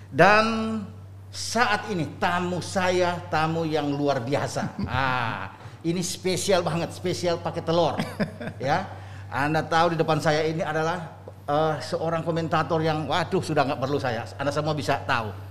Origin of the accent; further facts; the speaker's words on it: Bandung, West Java, Indonesia; now in Jakarta, Indonesia; Saya dari Bandung pindah ke Jakarta. Jakarta.